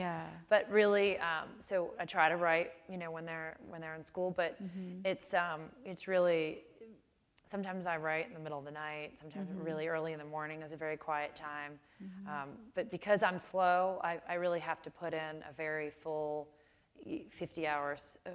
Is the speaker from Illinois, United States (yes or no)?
yes; Chicago, Illinois, United States; I grew up in Chicago. I went to high school in Chicago